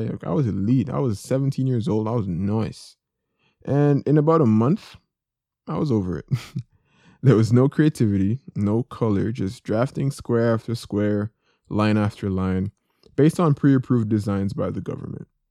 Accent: Jamaica; I grew up in Jamaica.

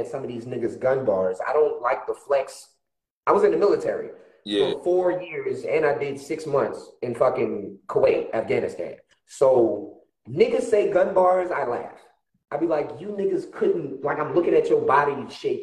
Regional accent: New Orleans, Louisiana, United States; now in Texas, United States; I'm ex-military, but I'm from New Orleans, live in Texas.

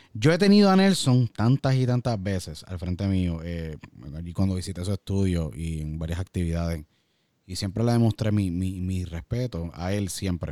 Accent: Puerto Rico; somos boricua

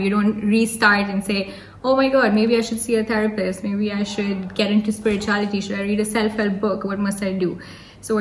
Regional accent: Hyderabad, Telangana, India; I'm from Hyderabad

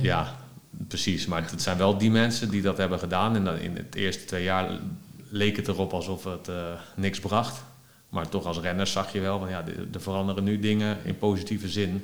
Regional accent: Netherlands; als Nederlander

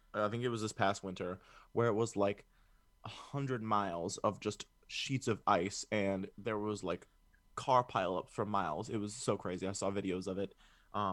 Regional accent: Chicago, Illinois, United States; I'm from Chicago

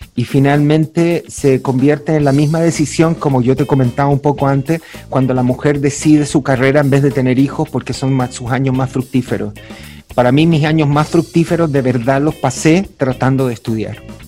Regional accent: Santiago, Santiago Metropolitan Region, Chile; nací en San Miguel, barrio trabajador

